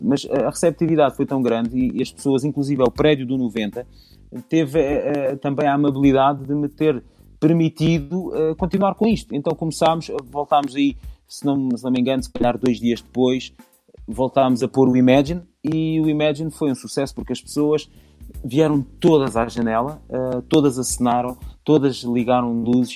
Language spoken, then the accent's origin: Portuguese; Alentejo, Portugal; moved away; eu venho do Alentejo